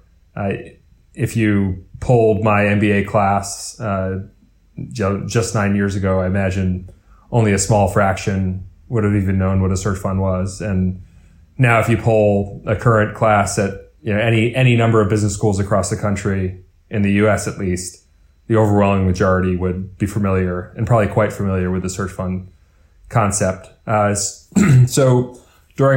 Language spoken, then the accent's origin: English; New York City, New York, United States; growing up in New York City